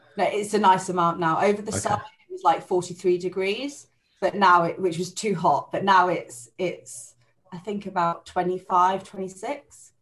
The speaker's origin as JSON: {"language": "English", "area": "Buckinghamshire", "region": "South East England", "country": "United Kingdom", "said": "I'm from Buckinghamshire"}